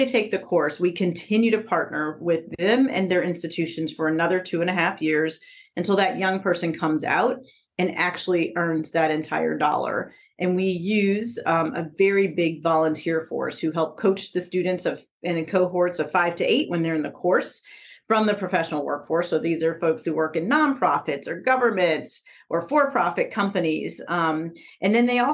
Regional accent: Chicago, Illinois, United States; I grew up in Chicago in low-income neighborhoods

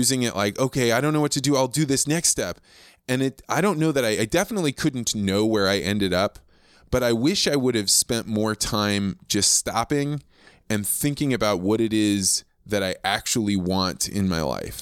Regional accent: Eureka, Illinois, United States; moved away; I grew up in Eureka, Illinois.

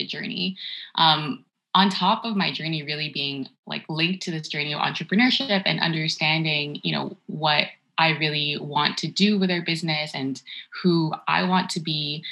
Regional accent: Toronto, Ontario, Canada; also born or lived in Markham, Ontario; until I was 12 years old, I grew up in Scarborough. And then we moved to Markham, which is like the suburb of Toronto

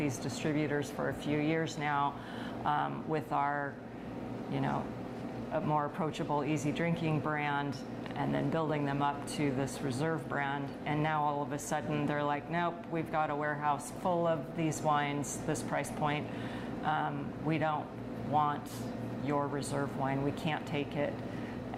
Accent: Southern California, United States; moved away as an adult; also born or lived in San Diego; now in Oregon, United States; where I grew up in Southern California, I was never very far from the beach.

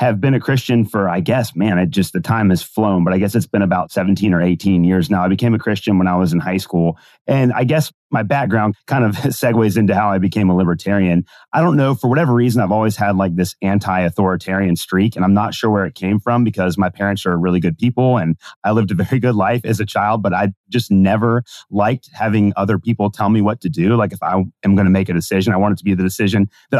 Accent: Kentucky, United States; I'm from Kentucky

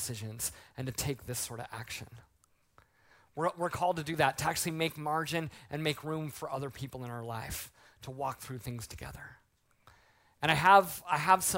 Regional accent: Colorado Springs, Colorado, United States; I grew up in Colorado Springs

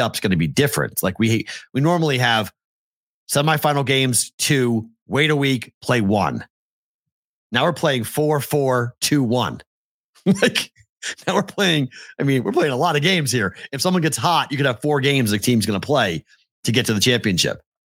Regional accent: Boston, Massachusetts, United States; moved away; I'm from Boston

